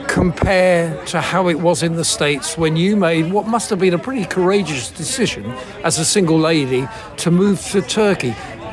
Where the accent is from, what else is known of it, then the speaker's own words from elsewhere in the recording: England, United Kingdom; I'm sat here as an Englishman